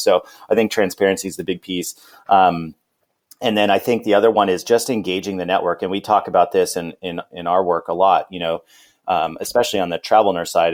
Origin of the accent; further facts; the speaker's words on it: California, United States; moved away as an adult; also born or lived in Arizona; I'm from California.